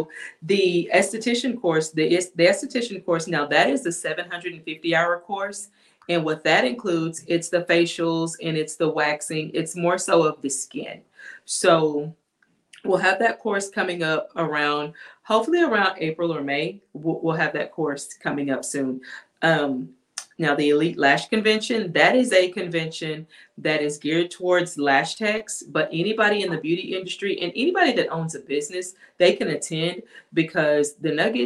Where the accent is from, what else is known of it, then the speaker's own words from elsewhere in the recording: Mineola, United States; my hometown of Mineola